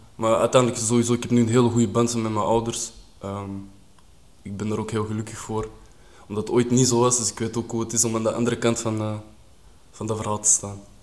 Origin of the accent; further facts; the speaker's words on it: Kruibeke, Flanders, Belgium; also born or lived in Beveren / Linkeroever, Antwerp; ik ben dan verhuisd op jonge leeftijd naar uh, Kruibeke. Zijn we daar gaan wonen, ben ik daar opgegroeid.